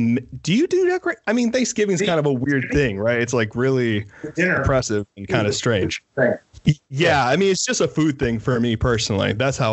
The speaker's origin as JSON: {"language": "English", "country": "United States", "said": "I'm American."}